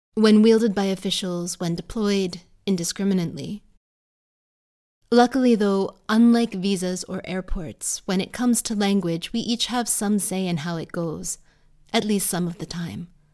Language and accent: English; United States; born or raised there; now in United Kingdom